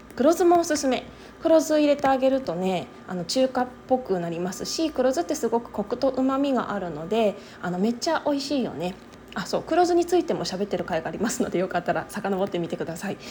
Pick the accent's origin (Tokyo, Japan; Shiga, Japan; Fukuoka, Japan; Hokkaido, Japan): Tokyo, Japan; Higashimurayama; moved away as an adult; now in Okayama, Japan; 東京都出身なんですけれどもとはいえね私の実家の方はあの東京都東村山市という